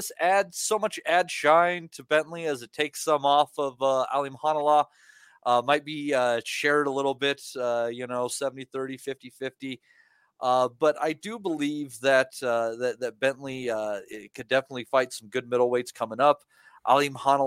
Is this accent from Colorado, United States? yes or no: yes; Colorado, United States; my home state of Colorado